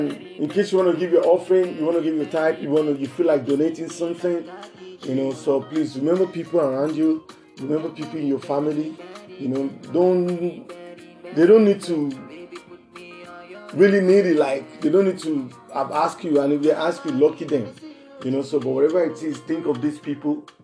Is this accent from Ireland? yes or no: no; Nigeria; from Nigeria, and it's still Jesus for the street.